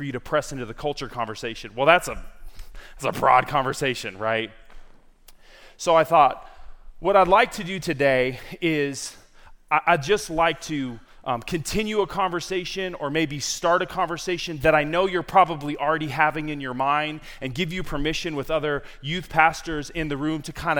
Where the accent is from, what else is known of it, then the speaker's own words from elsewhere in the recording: San Diego, California, United States; moved away as an adult; also born or lived in Lynchburg, Virginia; I am originally from San Diego, California, born and raised